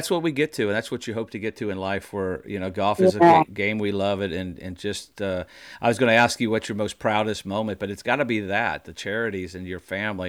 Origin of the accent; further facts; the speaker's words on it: Indiana, United States; now in Mississippi, United States; I grew up in Indiana. It's the same kind of values. When I moved to Mississippi